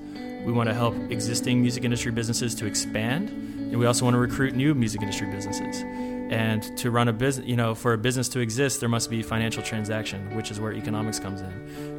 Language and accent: English; New Orleans, Louisiana, United States; now in Chattanooga, United States; I'm originally from New Orleans, Louisiana.